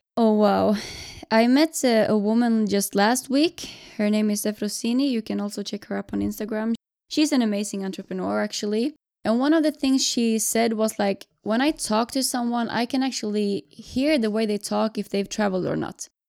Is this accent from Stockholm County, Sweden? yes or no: no; Jönköping, Jönköping County, Sweden; now in Gothenburg, Sweden; Right now, I live in Gothenburg, but I'm from Jönköping from the beginning